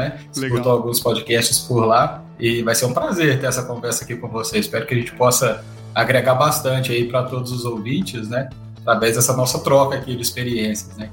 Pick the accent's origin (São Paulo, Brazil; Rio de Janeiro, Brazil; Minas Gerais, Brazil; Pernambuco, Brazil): Minas Gerais, Brazil; Carmo da Mata; accent: mineiro; now in Campinas, Brazil; eu sou mineiro, de uma cidade muito bonita, né, lá no interior de Minas, que se chama Carmo da Mata